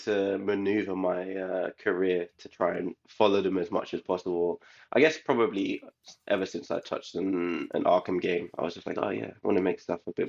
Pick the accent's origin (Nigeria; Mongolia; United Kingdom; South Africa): United Kingdom; London; born or raised there; moved away as an adult; also born or lived in Leicester; now in Santa Monica, United States